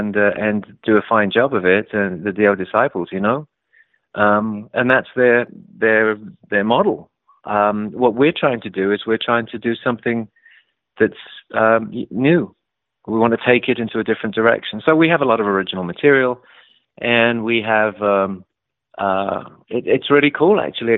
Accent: London, United Kingdom; I came from London, which was a very small and very tight music community where everybody knew everybody.

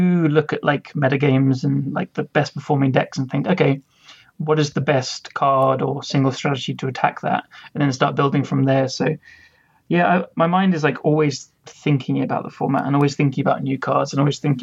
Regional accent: London, United Kingdom; I'm 29 from London, England

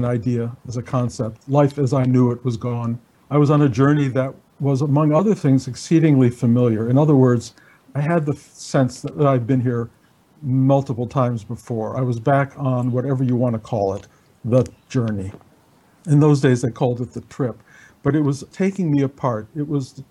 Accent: Detroit, Michigan, United States; moved away; also born or lived in New York City; I was a kid growing up in Detroit

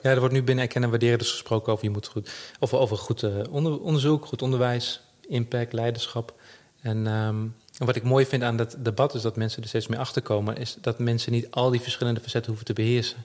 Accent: Netherlands; we als Nederlanders

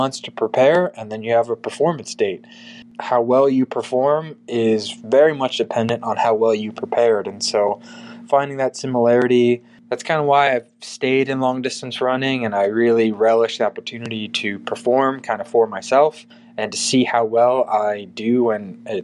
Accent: Ohio, United States; I'm from Ohio

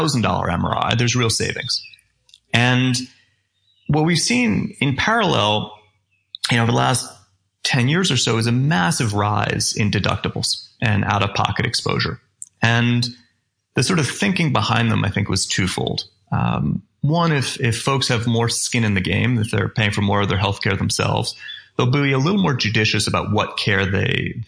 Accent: Vermont, United States; I grew up ski racing in Vermont

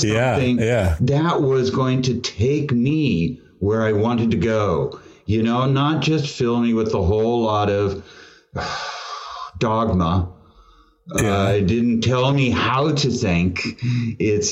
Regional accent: California, United States; also born or lived in Tulsa, Oklahoma; I've lived in California my whole

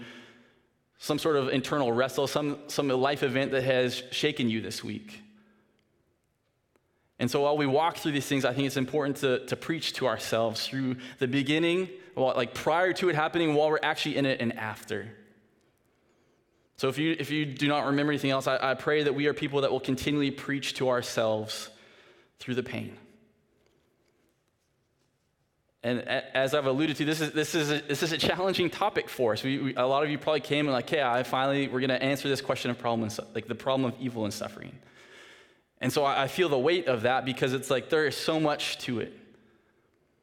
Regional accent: Saskatoon, Saskatchewan, Canada; moved away; I'm from Saskatoon. I now work at Northview. This is where I live

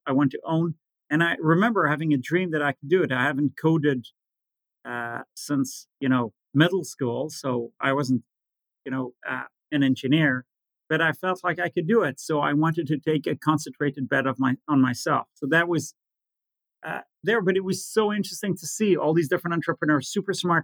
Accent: Israel; growing up in Israel, recessions, wars, new currencies, inflation

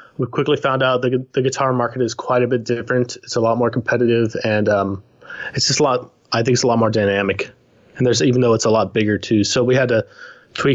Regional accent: Texas, United States; moved away as an adult; now in British Columbia, Canada; I'm originally from Texas, but I've been here for about 10 years

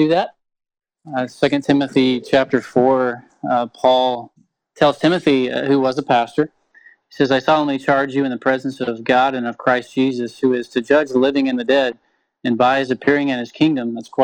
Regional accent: Tennessee, United States; now in Chilliwack, Canada; I'm from Tennessee, which is a long way away from here.

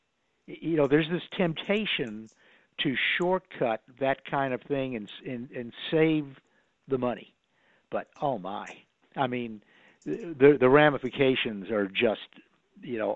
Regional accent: Connecticut, United States; I was from Connecticut

